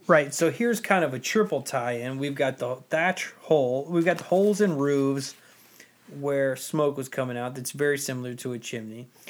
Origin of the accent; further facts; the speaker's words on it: United States; being American